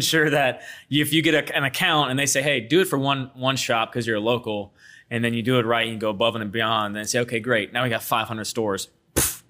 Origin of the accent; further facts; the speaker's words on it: Baton Rouge, Louisiana, United States; I was born and raised here in Baton Rouge and grew up off Lobdell